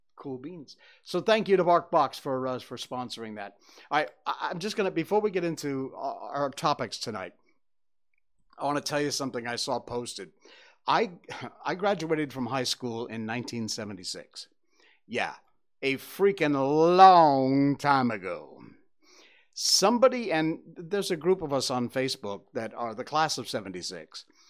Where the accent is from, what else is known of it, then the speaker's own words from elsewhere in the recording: Cornwall, Connecticut, United States; moved away; my hometown of, uh, Cornwall, Connecticut